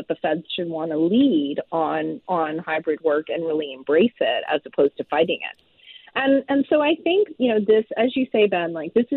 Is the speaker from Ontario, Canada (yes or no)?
yes; Ontario, Canada; moved away as an adult; now in Vancouver, Canada; I grew up in Ontario, but I'm now based, I've been in Vancouver for more than 20 years now